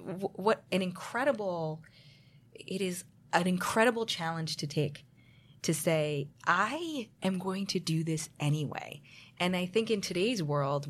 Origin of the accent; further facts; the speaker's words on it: New Jersey, United States; And I grew up in New Jersey.